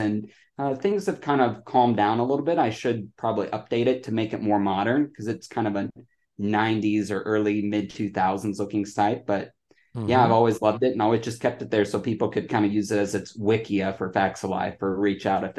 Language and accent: English; Mitchell, South Dakota, United States; now in Dallas, United States; Mitchell, South Dakota. It's the home of the world's only corn palace.